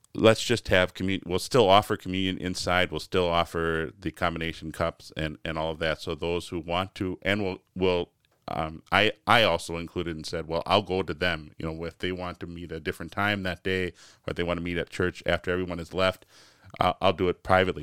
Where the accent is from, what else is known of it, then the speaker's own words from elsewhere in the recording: United States; as American Christians